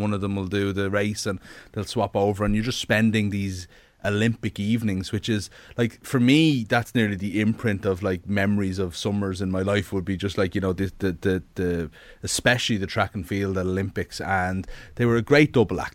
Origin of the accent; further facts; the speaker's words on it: Ireland; we're Irish people